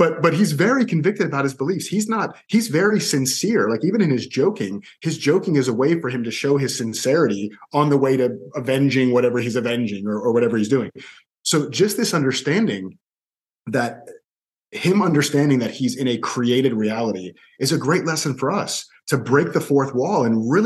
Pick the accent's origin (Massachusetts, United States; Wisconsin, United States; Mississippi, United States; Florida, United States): Florida, United States; Orlando; also born or lived in Miami; I was born in Miami, but I moved to Orlando with my mom when I was two. And I was in Orlando, and not just in Orlando, I was in the same 1 to 2 mile radius for the next 32 years